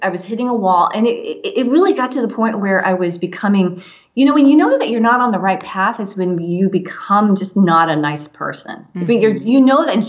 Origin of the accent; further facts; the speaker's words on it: San Diego County, California, United States; also born or lived in Orange County, California; I grew up in San Diego County